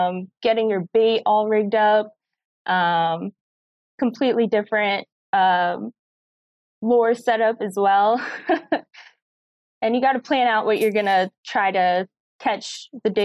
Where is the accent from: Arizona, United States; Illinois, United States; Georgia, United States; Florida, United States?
Florida, United States; South; also born or lived in Orlando, Florida / Mexico; I grew up in South Florida fishing pretty much my whole life